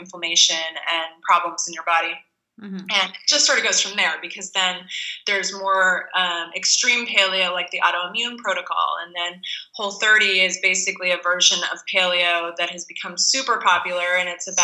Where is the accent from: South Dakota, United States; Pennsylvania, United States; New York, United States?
Pennsylvania, United States; I grew up in Pennsylvania eating junk food in the 80s.